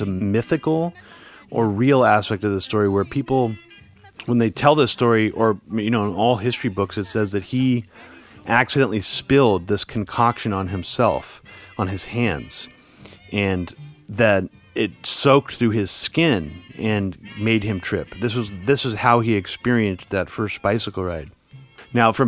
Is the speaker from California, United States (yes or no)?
yes; Pleasanton, California, United States; also born or lived in Oakland; we grew up near